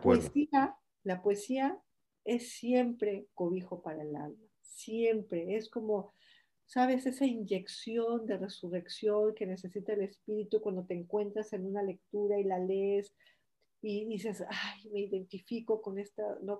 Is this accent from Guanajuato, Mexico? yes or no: no; Morelia, Michoacán, Mexico; moved away as an adult; also born or lived in Uruapan, Michoacán / Mexico City; now in Spain; yo nazco en Uruapan, pero luego me voy a vivir a Morelia y yo pues todos mis recuerdos de la niñez